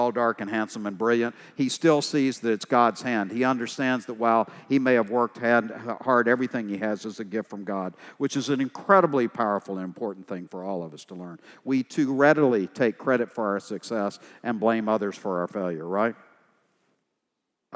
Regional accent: East Texas, United States; I'm from East Texas

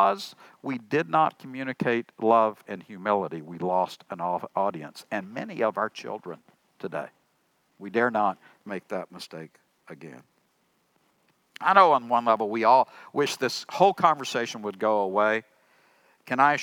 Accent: Tyler, Texas, United States; Tyler, my hometown

